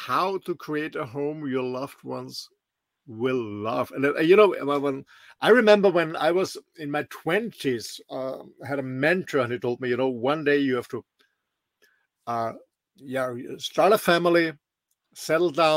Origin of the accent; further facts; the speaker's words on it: Austria; moved away; I'm originally from Austria, a small little country in the middle of Europe.